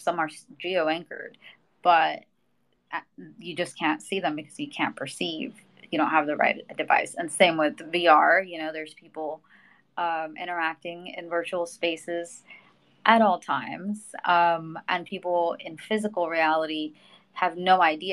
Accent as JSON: {"language": "English", "country": "Mexico", "tie": "born or raised there", "said": "I'm a Latina. I was born in Mexico"}